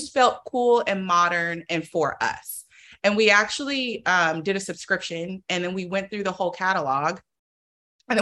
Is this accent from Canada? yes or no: no; Oakland, California, United States; I'm from Oakland, so I'm from the Bay Area.